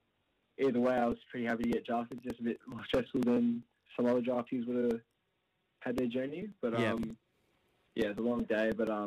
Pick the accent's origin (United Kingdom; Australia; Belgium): Australia; Perth, Western Australia; also born or lived in Ghana; I was born in Ghana and I was raised there. Been there for 4 years and then moved to Australia